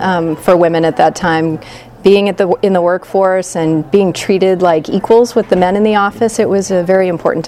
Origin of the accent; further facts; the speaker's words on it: Midwest, United States; moved away as an adult; also born or lived in East Coast; now in California, United States; I grew up in the Midwest.